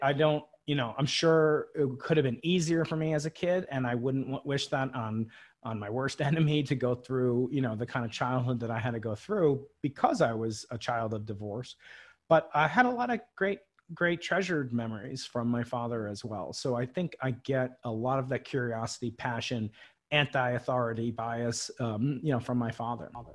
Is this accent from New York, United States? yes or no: yes; Long Island, New York, United States; I grew up outside New York City, uh, on Long Island, it's called.